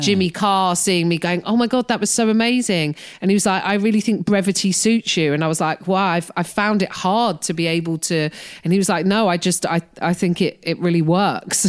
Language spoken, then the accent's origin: English; United Kingdom; moved away as an adult; now in United States; being a British person in America